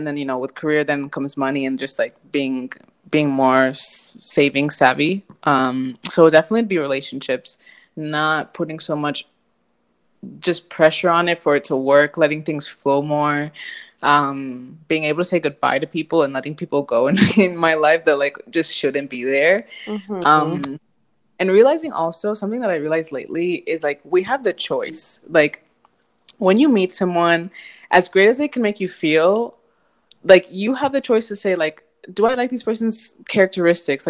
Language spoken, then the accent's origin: English; United States; moved away as an adult; now in Spain; being an American